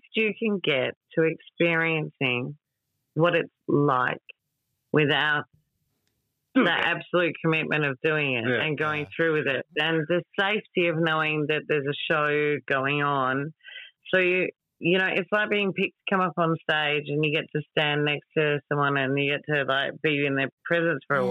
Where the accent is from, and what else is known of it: Australia